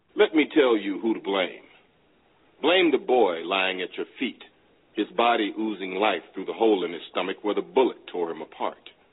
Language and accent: English; Palatka, Florida, United States; now in Atlanta, United States